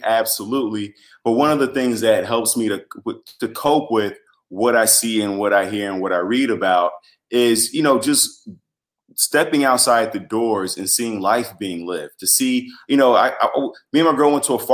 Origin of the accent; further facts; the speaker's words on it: Chicago, Illinois, United States; I'm from Chicago. I'm from the north side